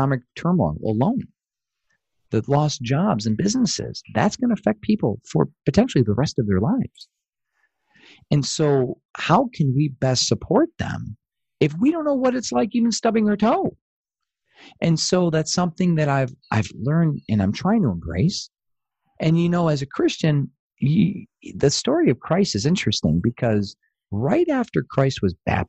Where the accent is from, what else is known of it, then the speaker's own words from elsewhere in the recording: Atlanta, Georgia, United States; from Atlanta, Georgia